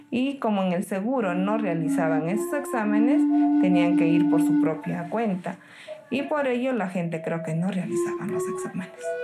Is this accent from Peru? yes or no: yes; Cerro de Pasco, Pasco, Peru; nací acá en Cerro del Pasco